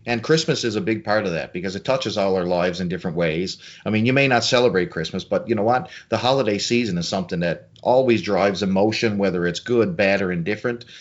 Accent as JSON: {"language": "English", "area": "small town Newfoundland", "region": "Newfoundland and Labrador", "country": "Canada", "tie": "born or raised there", "said": "small town Canada, Newfoundland, where I live"}